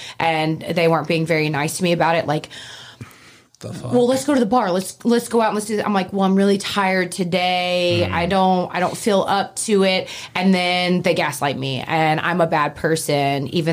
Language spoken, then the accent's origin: English; Oxford, Mississippi, United States; I'm from Oxford, Mississippi